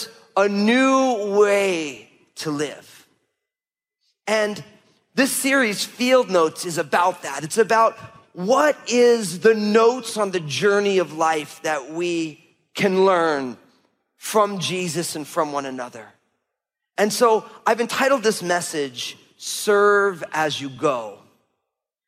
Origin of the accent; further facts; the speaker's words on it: New Jersey, United States; We grew up in New Jersey, but the reason we grew up in New Jersey was because when my parents started having kids, they couldn't afford buying a house in Brooklyn or Valley Stream or Long Island in New York.